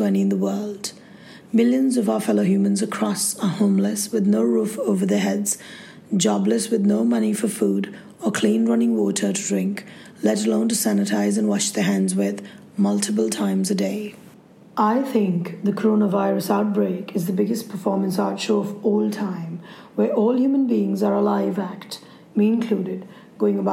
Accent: India; I'm an Indian journalist and photographer

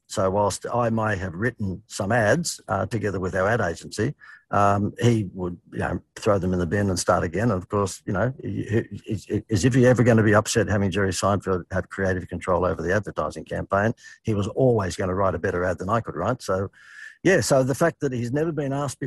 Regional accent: Australia; everyday working Australian

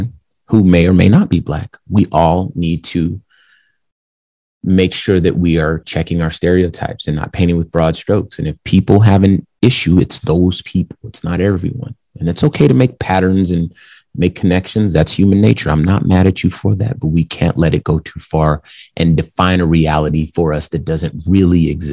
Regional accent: Compton, California, United States; I'm from Compton, California. So that gang environment is something that I was born into

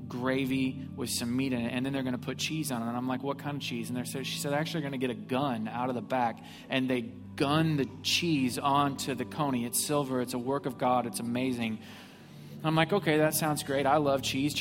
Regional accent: Missouri, United States; now in Houston, United States; I grew up in Missouri

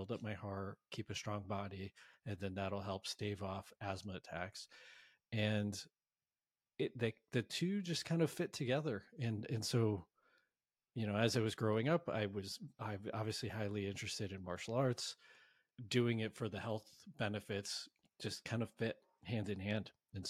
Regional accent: Connecticut, United States; moved away as an adult; now in San Francisco, United States; Fast forward to my early 20s, I moved to San Francisco from Connecticut to specifically, my driver was I wanted to be in a hub to practice and study martial arts.

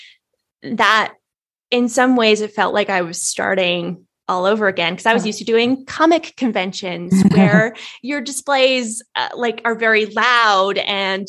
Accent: Canada; I'm in Canada. I'm a Canadian author

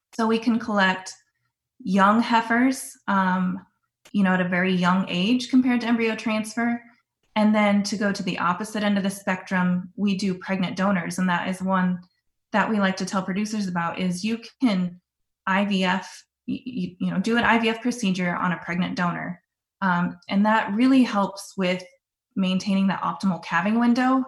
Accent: Sioux Center, Iowa, United States; also born or lived in Oklahoma; I grew up in Northwest Iowa in Sioux Center, and I grew up on a small family cow calf operation

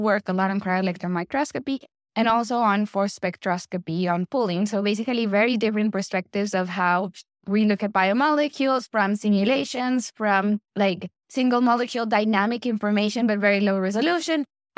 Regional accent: Medellin, Antioquia, Colombia; moved away as an adult; I was born in Medellin, Colombia, and that's basically where I grew up and where I did my undergrad studies.

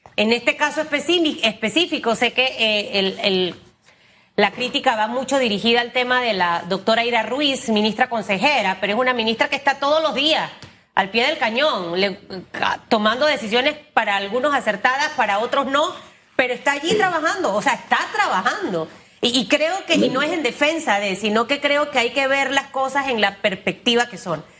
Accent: Panama; como panameña

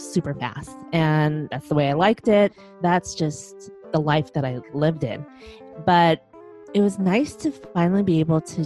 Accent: Chicago, Illinois, United States; moved away; I'm originally from Chicago, and that's where my husband

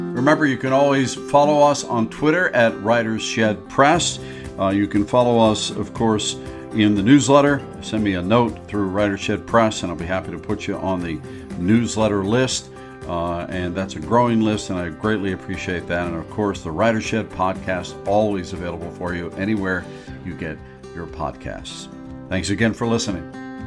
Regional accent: Pittsburgh, Pennsylvania, United States; now in Chicago area, United States; I grew up in Pittsburgh, by the way, not in the Chicago area, but came here in eighty-eight, and I've fallen in love with the Midwest.

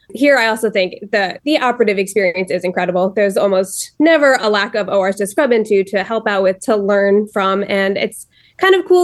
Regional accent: New Jersey, United States; moved away as an adult; now in Cleveland, United States; I'm from New Jersey originally

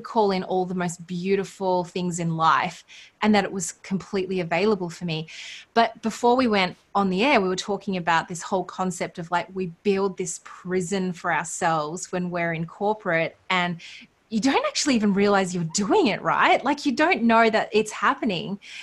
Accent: Australia

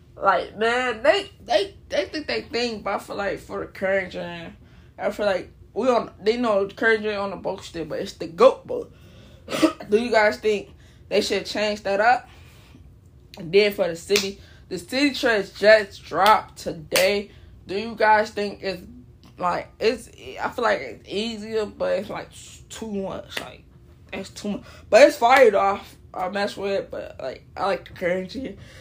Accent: Chicago, Illinois, United States; I'm from Chicago

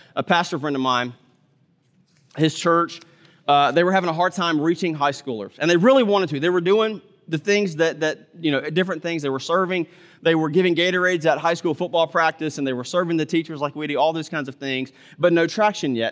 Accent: Mississippi, United States; I grew up in Mississippi

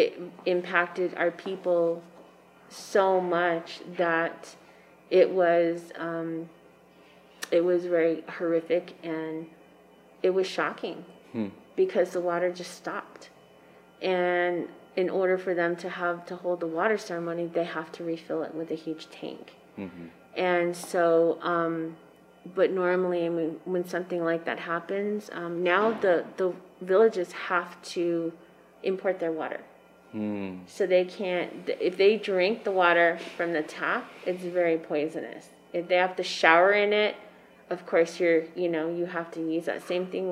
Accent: Third Mesa, Arizona, United States; I come from Third Mesa

